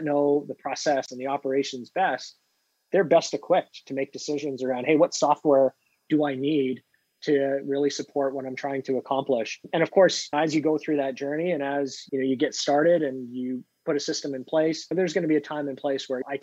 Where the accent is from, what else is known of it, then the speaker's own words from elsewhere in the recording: Canada; now in Pittsburgh, United States; I'm a Canadian living in Pittsburgh